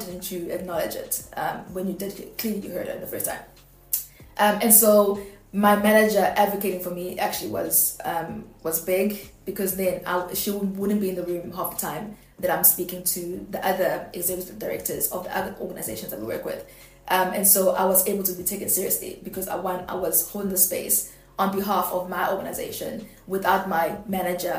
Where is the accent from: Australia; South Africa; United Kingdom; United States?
South Africa; I'm black and I'm South African